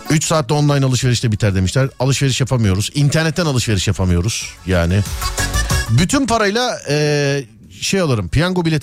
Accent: Samsun, Turkey

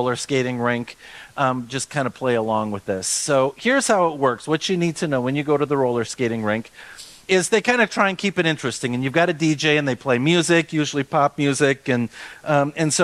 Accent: Austin, Minnesota, United States; when I was growing up in Austin, Minnesota

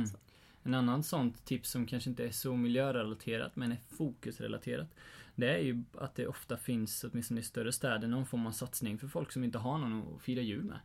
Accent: Sweden; vi egentligen som svenskar

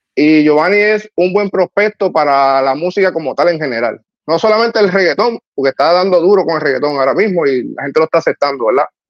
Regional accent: Trujillo Alto, Puerto Rico; me crié allá en Trujillo Alto, en el residencial Los Cedros

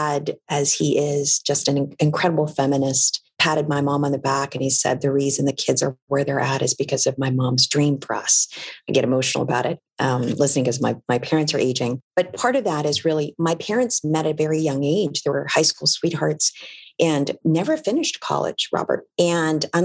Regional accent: Philippines; now in United States; Born and raised in the Philippines

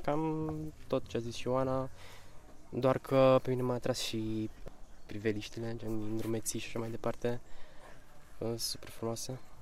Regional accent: Baia Mare, Maramureș County, Romania; moved away as an adult; now in Cluj-Napoca, Romania; 23 de ani și vin din Baia Mare, studiez la Cluj, tot arhitectura

